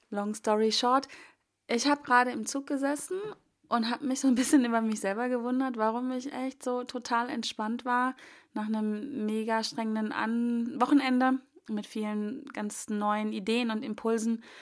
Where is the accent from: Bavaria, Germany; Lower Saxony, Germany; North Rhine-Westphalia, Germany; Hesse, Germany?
Lower Saxony, Germany; Hanover; Wobei ich denke, ich komme ja aus Hannover und ähm, die Strecke von Hannover nach Bonn war relativ frei.